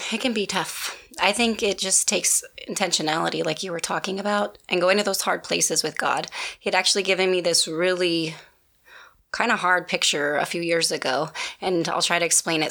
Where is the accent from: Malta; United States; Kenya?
United States; Midwest; moved away; I was from the Midwest